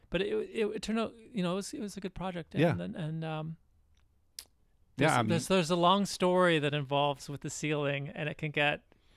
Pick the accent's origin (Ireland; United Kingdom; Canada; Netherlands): Canada; London, Ontario; I grew up in London, Ontario, Canada